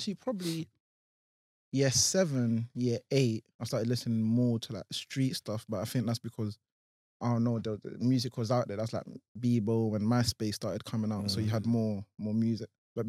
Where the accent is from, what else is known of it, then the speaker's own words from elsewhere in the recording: Croydon, London, United Kingdom; I love Croydon. You know, like, Croydon's my home.